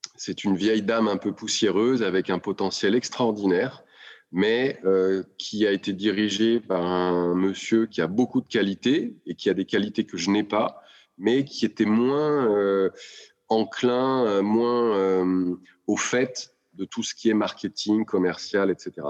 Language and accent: French; Lyon, Auvergne-Rhône-Alpes, France